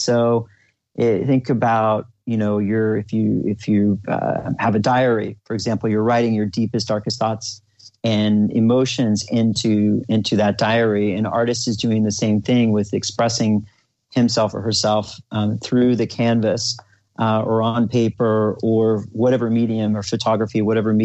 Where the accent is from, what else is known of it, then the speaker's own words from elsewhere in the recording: Oklahoma, United States; the conservative environment that I grew up in Oklahoma, middle America